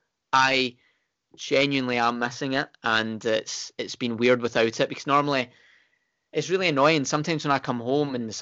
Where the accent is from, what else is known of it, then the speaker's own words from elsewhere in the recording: Scotland, United Kingdom; we're from Scotland